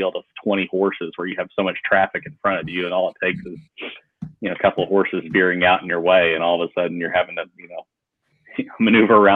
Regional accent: Lexington, Kentucky, United States; moved away as an adult; now in Murfreesboro, United States; I'm from the Lexington area

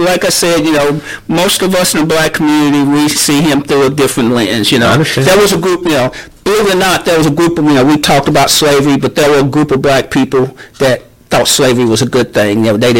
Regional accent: United States; even though I'm from Henry County, I'm not of Henry County.

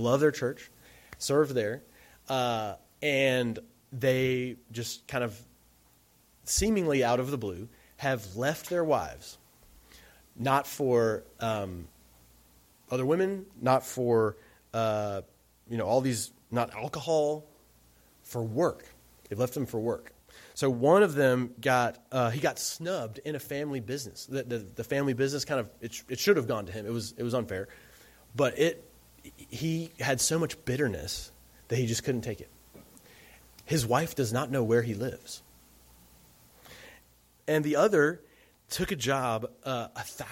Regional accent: Alabama, United States; moved away; I'm from Alabama

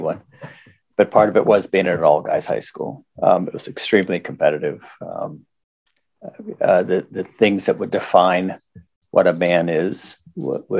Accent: Forest Hills, Pennsylvania, United States; We grew up in Forest Hills, which people imagine to be a suburb of Pittsburgh, but was actually a suburb of the steel town of East Pittsburgh and of Braddock

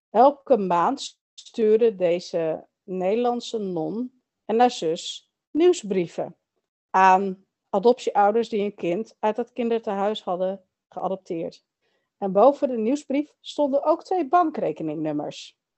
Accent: Chile; ik weet wel dat ik uit Chili kom, maar niet weet wie mijn biologische familie is.

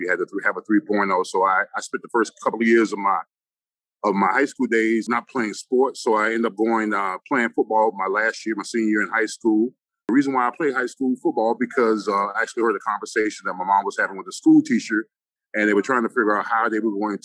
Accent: Orlando, Florida, United States; also born or lived in Washington, D.C.; I was born in Washington, D.C. I was raised in Orlando.

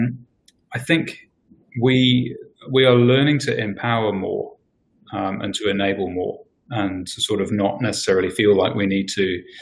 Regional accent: England, United Kingdom; moved away as an adult; now in New Zealand; I'm English, I've been here for 11 years now nearly

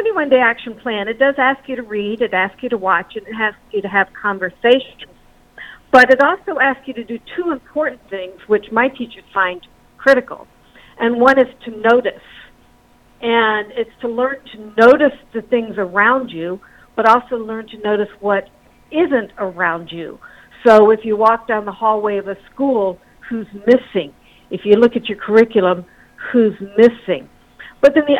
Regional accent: the South, United States; moved away; also born or lived in the Midwest; I grew up in the South in the 60s, and my family talked about race all the time

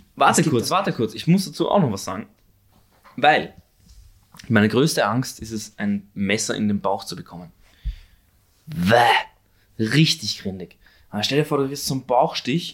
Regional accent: Korneuburg, Lower Austria, Austria; also born or lived in Vienna / Stockerau; ich bin zwar Wiener, geboren in Wien, aber aufgewachsen in Niederösterreich.

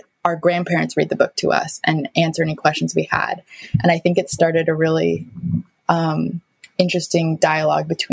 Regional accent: Seattle, Washington, United States; I was born and raised in Seattle

